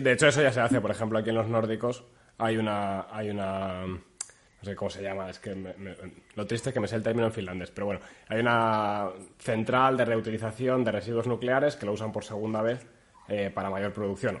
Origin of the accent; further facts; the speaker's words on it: Castile, Spain; yo soy castellano